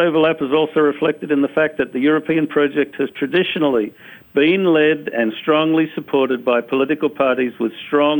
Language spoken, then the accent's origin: English; Australia; moved away; I grew up in Australia. When I was a little kid, I picked up on the panic in Australia